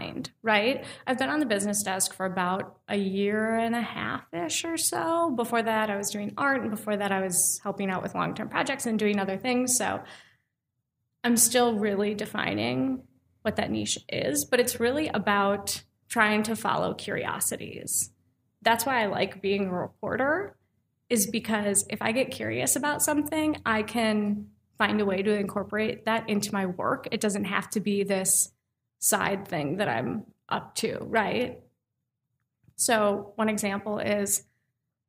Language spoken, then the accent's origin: English; Minnesota, United States; now in Milwaukee, United States; I'm from Minnesota